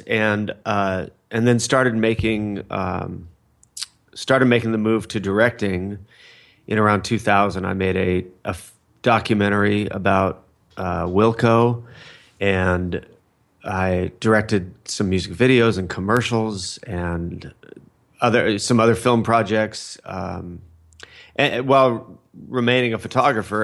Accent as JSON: {"language": "English", "town": "Fullerton", "region": "California", "country": "United States", "tie": "born or raised there", "said": "I grew up in Fullerton, California"}